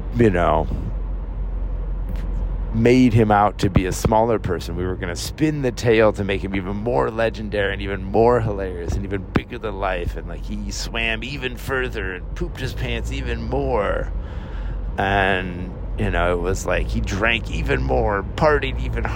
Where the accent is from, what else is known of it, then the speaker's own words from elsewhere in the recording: the Northwest, Pacific Northwest, United States; moved away as an adult; now in upstate New York, United States; All of us Northwest boys in a foreign land